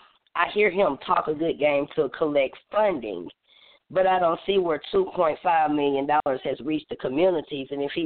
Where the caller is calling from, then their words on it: Atlanta, Georgia, United States; I'm calling from Atlanta, Georgia, the chairwoman of Third Generation Panthers.